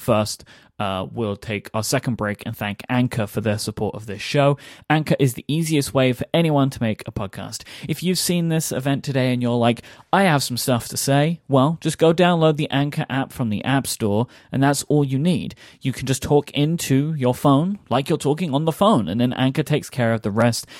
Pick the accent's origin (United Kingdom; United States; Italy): United Kingdom; London; I grew up in London